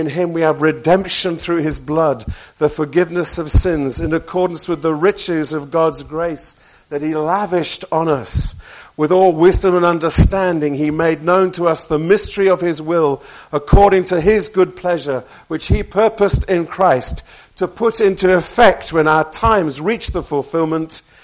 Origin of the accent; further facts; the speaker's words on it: near Birmingham, West Midlands, United Kingdom; I was born near Birmingham